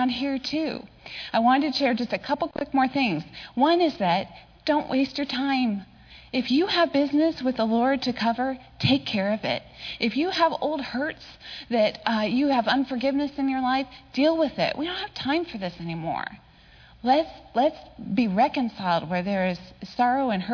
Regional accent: Palo Alto, California, United States; It was boring growing up in Palo Alto

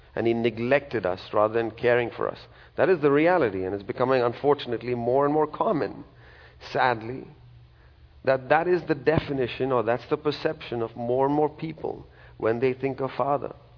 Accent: India; now in United States; I'm from a country in India

